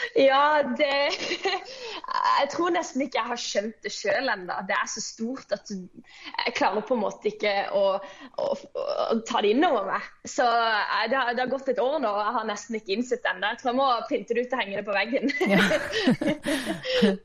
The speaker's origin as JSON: {"language": "Norwegian", "town": "Kristiansand", "region": "Agder", "country": "Norway", "tie": "born or raised there", "said": "jeg kommer fra Flekkerøya, som er en liten øy ut forbi Kristiansand. Jeg eh, vokste opp i en kristen familie på bedehuset på Flekkerøya"}